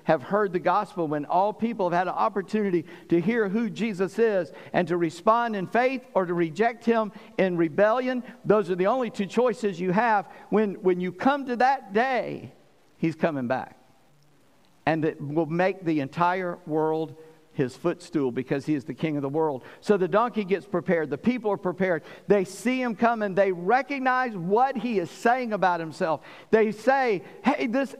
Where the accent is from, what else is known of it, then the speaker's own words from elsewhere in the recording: South Carolina, United States; I come from a state that understands that. I grew up in South Carolina